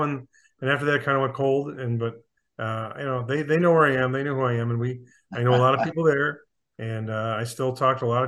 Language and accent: English; Akron, New York, United States; in my hometown of Akron, New York, outside of Buffalo